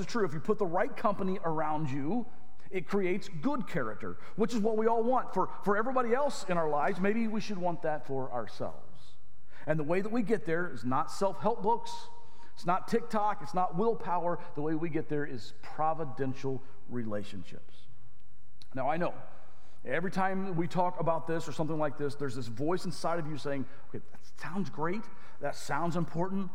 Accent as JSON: {"language": "English", "region": "Arkansas", "country": "United States", "tie": "born or raised there", "said": "I grew up in Arkansas."}